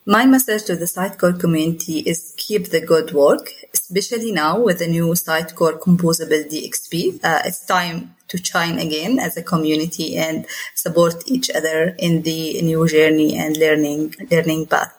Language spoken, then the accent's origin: English; Jordan; I'm from Jordan